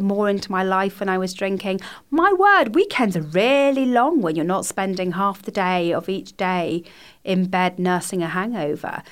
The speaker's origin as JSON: {"language": "English", "area": "Somerset", "region": "South West England", "country": "United Kingdom", "moved": "yes", "said": "I'm from Somerset originally"}